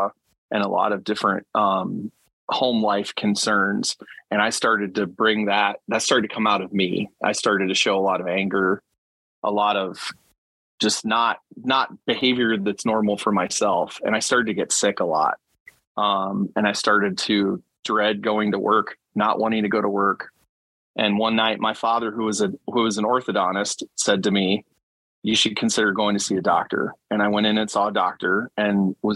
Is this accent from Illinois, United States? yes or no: no; Elkhart, Indiana, United States; now in Mishawaka, United States; I'm originally from Elkhart, Indiana, musical instrument capital of the world. Was born in Indianapolis. I had two parents that moved to Elkhart.